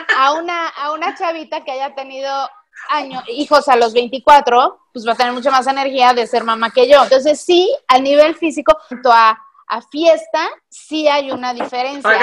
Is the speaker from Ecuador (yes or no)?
no; Mexico; now in Canada; yo soy la típica mexicana que me quise largar a Canadá